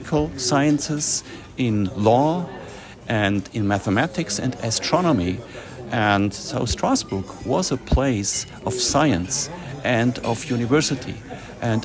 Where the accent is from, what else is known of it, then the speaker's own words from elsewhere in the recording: Switzerland; I'm a lawyer from Switzerland